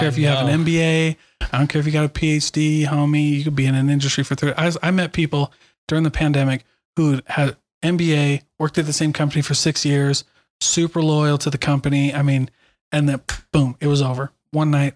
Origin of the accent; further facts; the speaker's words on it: Iowa, United States; moved away; I didn't grow up in Utah. I grew up in Iowa